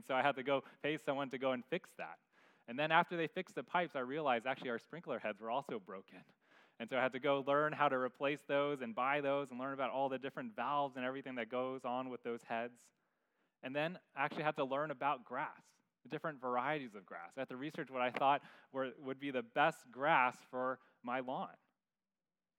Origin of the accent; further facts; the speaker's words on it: San Francisco, California, United States; growing up in San Francisco, in my backyard was concrete